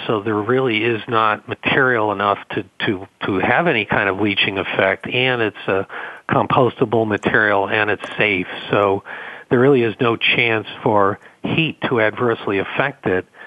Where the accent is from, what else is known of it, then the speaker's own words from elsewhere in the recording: Boston, Massachusetts, United States; accent: Boston; my Boston accent